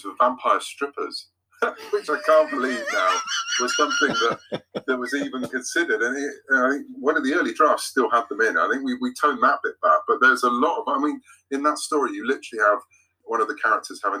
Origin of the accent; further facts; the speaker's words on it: United Kingdom; I'm British